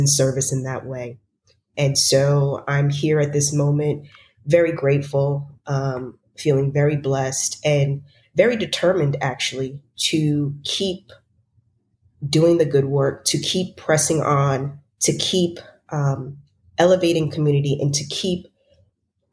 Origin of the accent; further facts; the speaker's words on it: White Plains, New York, United States; I am originally from White Plains, New York.